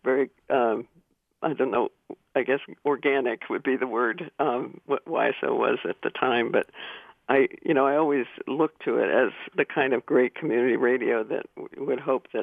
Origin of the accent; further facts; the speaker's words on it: Yellow Springs, Ohio, United States; also born or lived in Rangoon, Myanmar; growing up in Yellow Springs